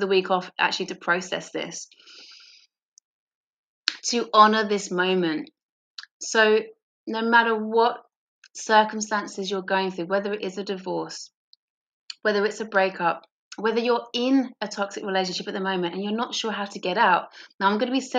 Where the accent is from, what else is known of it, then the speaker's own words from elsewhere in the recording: England, United Kingdom; moved away as an adult; now in Australia; as an English person in Australia